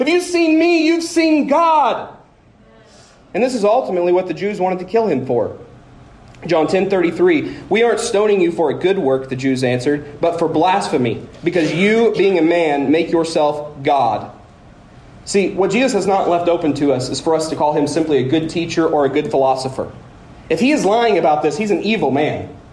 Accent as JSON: {"language": "English", "town": "Woodward", "region": "Oklahoma", "country": "United States", "said": "I'm from Woodward"}